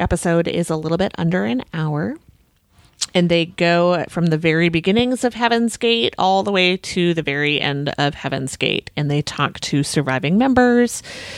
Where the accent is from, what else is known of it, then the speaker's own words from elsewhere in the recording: Australia; I'm Australian. So if it's an Australian host, that's a bonus.